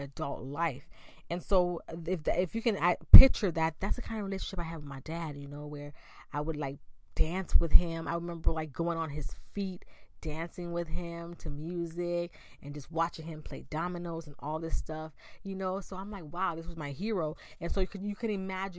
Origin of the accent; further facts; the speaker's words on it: Bahamas; Growing up in the Bahamas